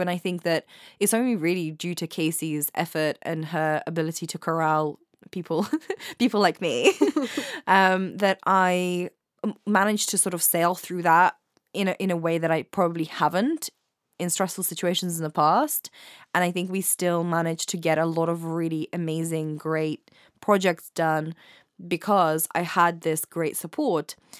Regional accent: England, United Kingdom; also born or lived in Ukraine; I studied in Ukraine for the first few years of my life. So I grew up in England and in Ukraine

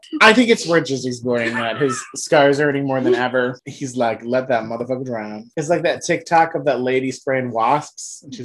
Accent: North Ridgeville, Ohio, United States; I grew up in North Ridgeville. North Ridgeville is cornfields. We don't just got a cornfield. We got all of them.

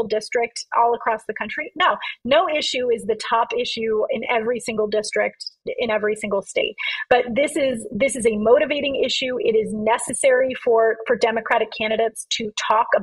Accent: California, United States; California, my home state

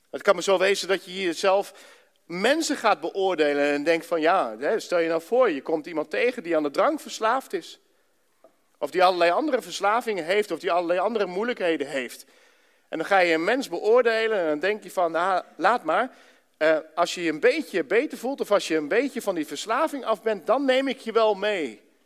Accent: Ermelo, Gelderland, Netherlands; moved away as an adult; now in Enschede, Netherlands; Daarvoor heb ik in Ermelo gewoond, zo'n beetje mijn hele leven

